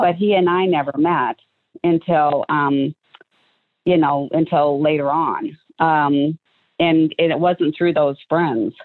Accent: Waterloo, Iowa, United States; moved away as an adult; also born or lived in Omaha, Nebraska; both … and I and our kids were both born in uh, Waterloo, Iowa

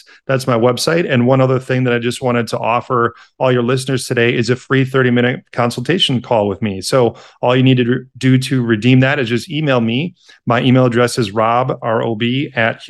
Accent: Milwaukee, Wisconsin, United States; moved away as an adult; also born or lived in Madison, Wisconsin; now in Chicago, United States; I live in Chicago now with my wife, but then I'm originally from Milwaukee

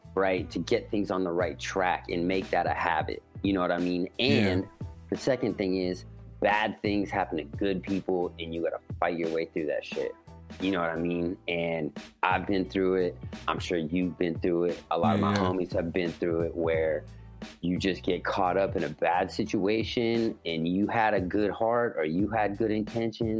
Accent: Petaluma, California, United States; I grew up in Petaluma. It's a little hippie town

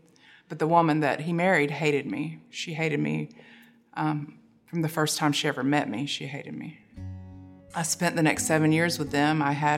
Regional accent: Tallahassee, Florida, United States; I'm originally from Tallahassee, Florida. I moved around Florida quite a bit when I was young.

